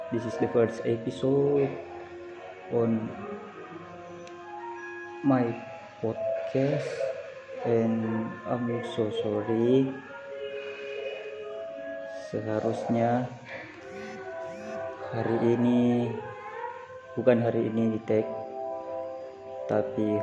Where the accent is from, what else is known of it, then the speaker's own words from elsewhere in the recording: Makassar, South Sulawesi, Indonesia; Asal saya itu dari Makassar, sebuah kota.